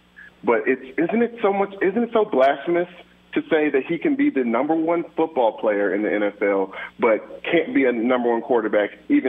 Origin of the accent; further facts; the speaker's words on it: Louisville, Kentucky, United States; And then also him winning a Heisman for my hometown, Louisville, Kentucky, Louisville Cardinals.